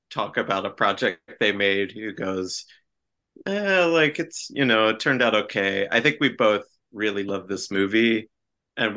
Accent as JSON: {"language": "English", "region": "New Jersey", "country": "United States", "tie": "born or raised there", "said": "my home state of New Jersey"}